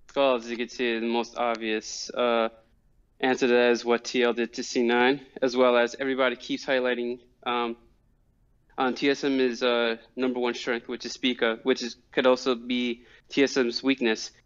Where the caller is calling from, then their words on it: New Rochelle, New York, United States; I'm calling from New Rochelle, New York